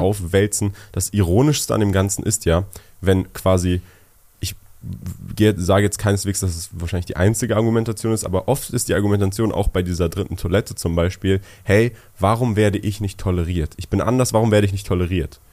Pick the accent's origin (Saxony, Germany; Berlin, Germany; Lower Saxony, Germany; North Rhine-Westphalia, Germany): Berlin, Germany; first language German; also born or lived in Switzerland; Ich bin in Berlin geboren, aufgewachsen